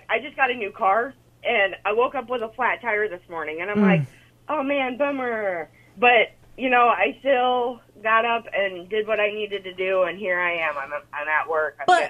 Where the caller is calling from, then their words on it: Pella, Iowa, United States; On my way to work, and I'm in Pella.